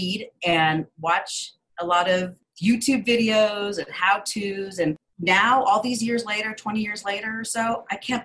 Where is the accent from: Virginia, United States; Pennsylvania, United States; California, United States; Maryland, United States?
California, United States; Los Angeles; I grew up in Los Angeles with a single mother.